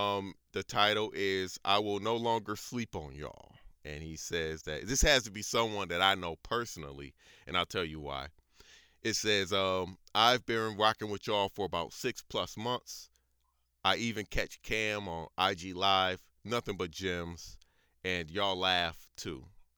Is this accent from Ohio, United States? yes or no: yes; Elyria, Ohio, United States; That's how I know it's somebody that I know personally because I'm from Elyria.